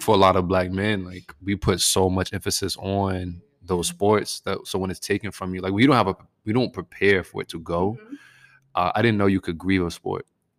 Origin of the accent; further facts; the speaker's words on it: Virginia, United States; moved away as an adult; also born or lived in Massachusetts / Texas; now in Dallas-Fort Worth, United States; East Coast kid, born and raised in Virginia, went to undergrad in Massachusetts outside of Boston. Came to Texas for grad school.